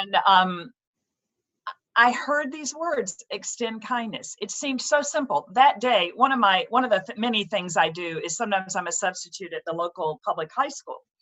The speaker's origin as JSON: {"language": "English", "region": "the South", "country": "United States", "moved": "as an adult", "lives_now": "Hartford, United States", "said": "I'm actually a Southern gal who has lived up here in the Northeast for 30 years"}